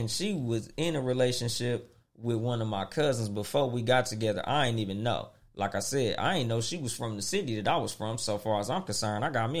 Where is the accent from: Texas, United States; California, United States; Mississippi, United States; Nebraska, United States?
California, United States; Compton; growing up in Compton